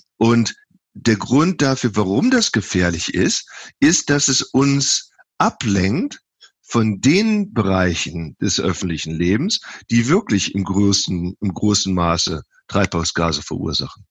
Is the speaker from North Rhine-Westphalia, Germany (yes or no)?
yes; Viersen, North Rhine-Westphalia, Germany; moved away as an adult; also born or lived in Texas / California; now in Davis, United States; ursprünglich komme ich aus Viersen im Niederrhein, ähm, habe da 27 Jahre gelebt